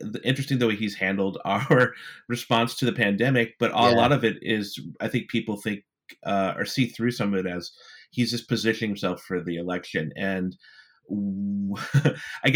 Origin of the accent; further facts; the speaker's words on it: United States; as an American